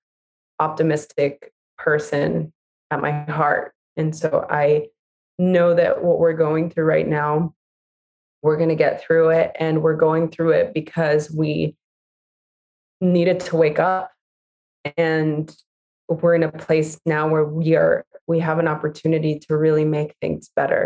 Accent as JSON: {"language": "English", "town": "Los Angeles", "region": "California", "country": "United States", "tie": "born or raised there", "said": "I grew up in East"}